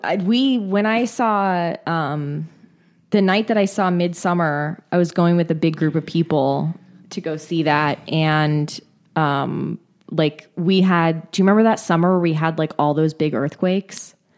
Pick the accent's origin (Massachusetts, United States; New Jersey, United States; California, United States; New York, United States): California, United States; I'm from California.